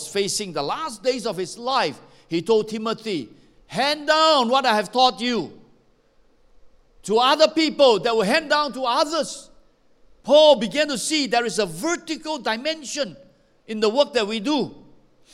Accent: Malaysia; I come from Xinjiang.

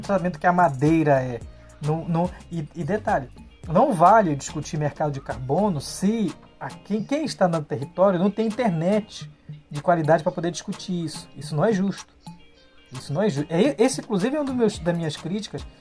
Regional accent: Portel, Pará, Brazil; no município de Portel, onde eu nasci. Né? Eu nasci no município de Portel

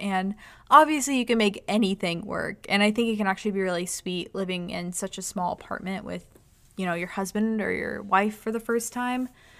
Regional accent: New York City, New York, United States; but those are just areas that we grew up in New York City.

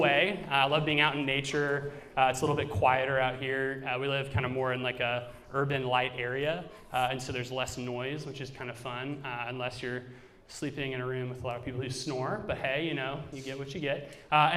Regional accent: Georgia, United States; also born or lived in Raleigh, North Carolina / St. Louis, Missouri; now in Cincinnati, United States; I am from Georgia, but I've lived in several places. So I've lived in Raleigh, North Carolina, and also before Cincinnati in St. Louis, Missouri.

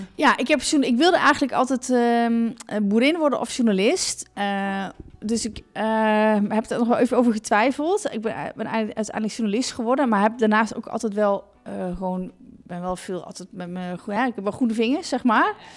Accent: Ommen, Overijssel, Netherlands; moved away as an adult; also born or lived in Zwolle / Arnhem; now in Achterhoek, Netherlands; ik kom uit Ommen. Daar ben ik geboren.

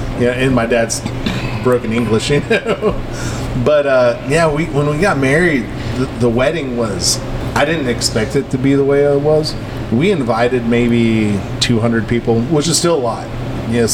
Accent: Appalachia, United States; it was weird growing up in Appalachia

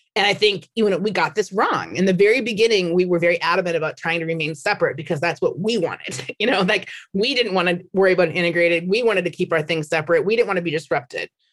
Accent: Minnesota, United States; moved away as an adult; now in San Francisco, United States; I'm from Minnesota

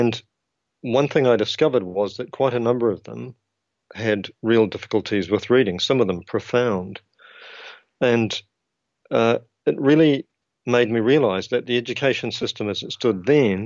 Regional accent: New Zealand; accent: New Zealand (implied); now in United Kingdom; I trained to be a teacher in New Zealand

